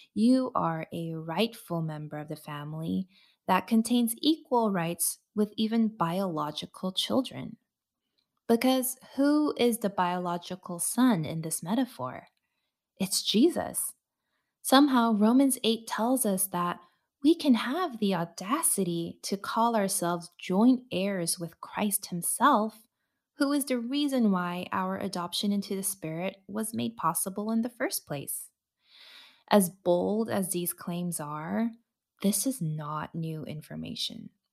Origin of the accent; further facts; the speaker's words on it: United States; my identity as a second generation Asian American woman